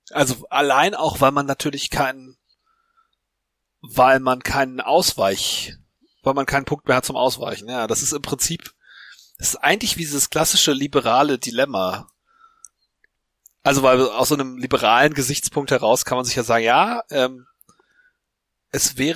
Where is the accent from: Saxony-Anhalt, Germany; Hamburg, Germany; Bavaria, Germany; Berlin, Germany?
Hamburg, Germany; Wir, wir sind ja Hamburger.